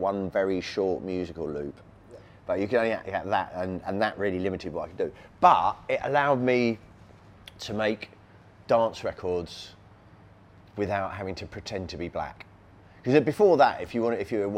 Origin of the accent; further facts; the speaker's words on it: Surrey, South East England, United Kingdom; I was a white suburban kid growing up in Surrey in England